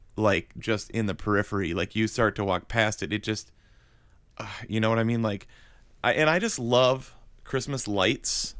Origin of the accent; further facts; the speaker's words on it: Wisconsin, United States; moved away as an adult; also born or lived in Florida; now in Atlanta, United States; we grew up in Wisconsin